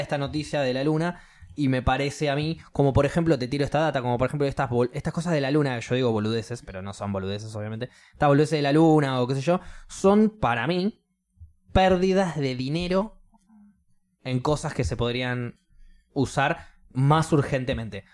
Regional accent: Argentina; yo soy de Argentina

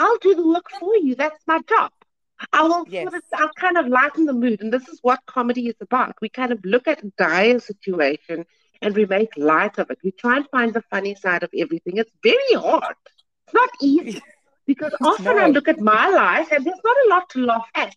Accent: Cape Town, Western Cape, South Africa; I grew up on the Cape Flats

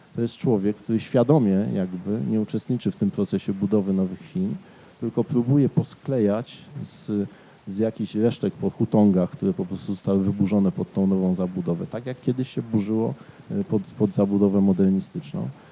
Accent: Katowice, Silesian Voivodeship, Poland; mieszkałem jako dziecko na osiedlu Paderewskiego

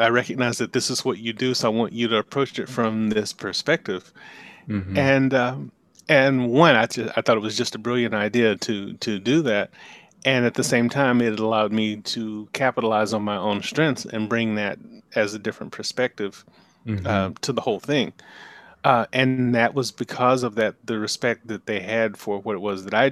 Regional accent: Anniston, Alabama, United States; moved away as an adult; now in Atlanta, United States; I grew up in Anniston, Alabama, which is just a little, about 100 miles from here.

